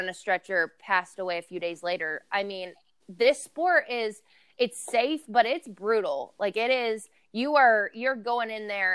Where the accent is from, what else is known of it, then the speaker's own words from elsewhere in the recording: Lexington, Kentucky, United States; I actually fight out of Louisville, Kentucky, even though I'm from Lexington.